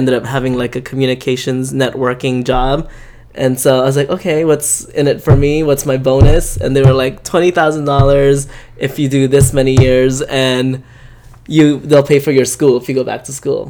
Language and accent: English; Honolulu, Hawaii, United States; moved away as an adult; also born or lived in Philippines; now in New York City, United States; I was born in the Philippines, but I grew up in Hawaii. I moved to Honolulu, Hawaii when I was 5